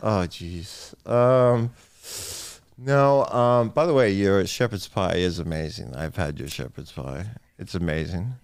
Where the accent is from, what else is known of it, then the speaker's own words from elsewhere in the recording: Island Park, New York, United States; It was a very nice place to grow up